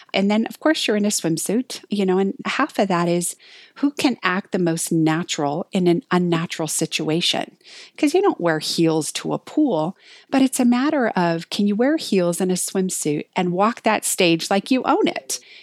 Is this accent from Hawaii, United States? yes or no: yes; Hawaii, United States; moved away as an adult; also born or lived in Colorado; I was raised in Hawaii. I moved to Colorado to go to college.